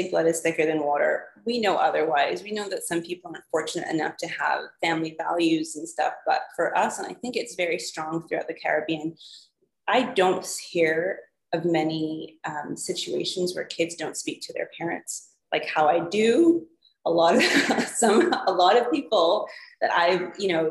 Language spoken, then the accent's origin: English; Canada; moved away; growing up in Canada, we were able to work at 14.